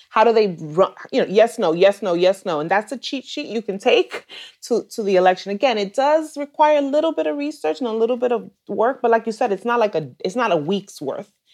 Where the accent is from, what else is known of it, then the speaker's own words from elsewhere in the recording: New York City, New York, United States; I am Dominicana from New York City. I'm born and raised in New York, and I still live here.